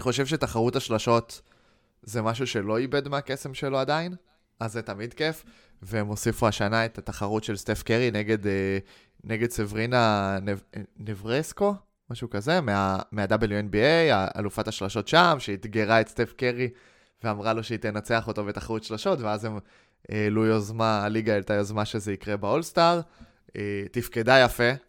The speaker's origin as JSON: {"language": "Hebrew", "country": "Israel", "said": "בתור ישראלים"}